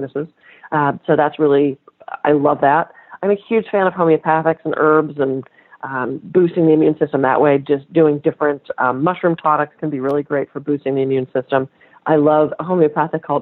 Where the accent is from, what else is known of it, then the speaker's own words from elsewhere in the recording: United States; I'm American